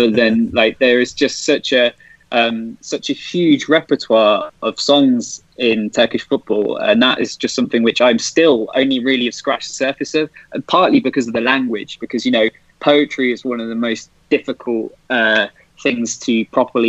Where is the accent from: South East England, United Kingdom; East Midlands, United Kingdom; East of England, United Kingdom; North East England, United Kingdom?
East Midlands, United Kingdom; Leicester; moved away as an adult; now in Ankara, Turkey; I'm from Leicester